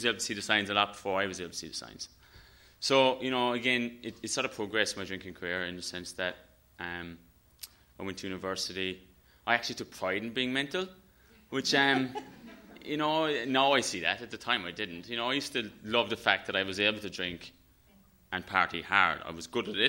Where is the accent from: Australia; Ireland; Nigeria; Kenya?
Ireland; I'm Irish. And, you know, growing up in Ireland